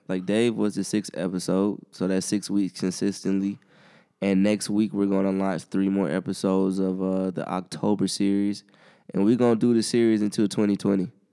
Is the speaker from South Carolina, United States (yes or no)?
yes; Columbia, South Carolina, United States; growing up in Columbia